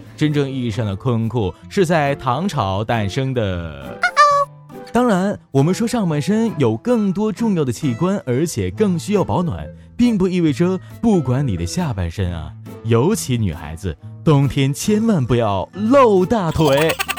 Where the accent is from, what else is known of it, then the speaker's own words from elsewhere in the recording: Northeast China, China; 我是东北人